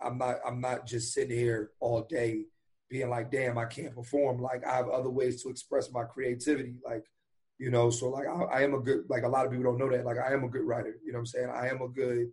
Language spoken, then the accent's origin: English; Philadelphia, Pennsylvania, United States; I grew up in East Oak Lane. So that's like it's like an it's a how would I say this? It's a nice black neighborhood in Philly